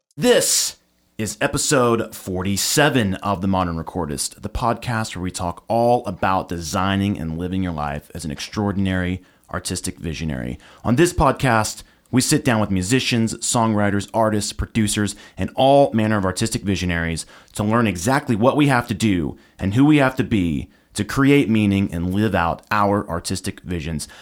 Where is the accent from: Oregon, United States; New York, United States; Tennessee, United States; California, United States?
Tennessee, United States; Nashville; I'm a Nashville native